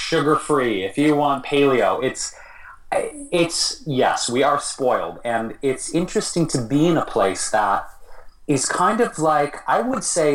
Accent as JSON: {"language": "English", "town": "Detroit", "region": "Michigan", "country": "United States", "tie": "born or raised there", "moved": "yes", "lives_now": "Los Angeles, United States", "said": "my hometown, Detroit"}